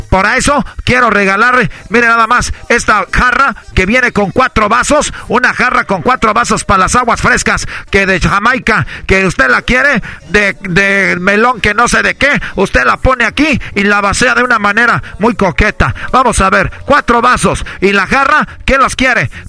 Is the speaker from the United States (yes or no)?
no; Mexico; como buen mexicano, tenemos aquí